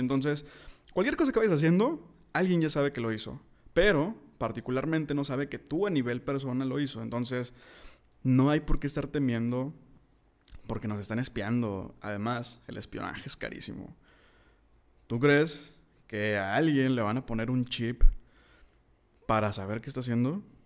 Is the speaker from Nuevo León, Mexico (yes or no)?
yes; Monterrey, Nuevo León, Mexico; soy de Monterrey